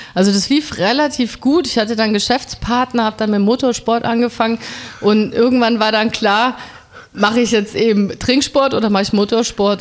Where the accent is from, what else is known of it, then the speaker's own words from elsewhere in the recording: Munich, Bavaria, Germany; now in Berlin, Germany; ich komme ja aus München, da trinkt man ja relativ früh ein Bier